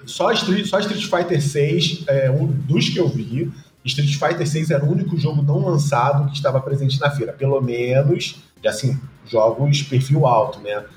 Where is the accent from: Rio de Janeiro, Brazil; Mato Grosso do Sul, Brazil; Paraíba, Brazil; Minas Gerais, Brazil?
Rio de Janeiro, Brazil; eu sou carioca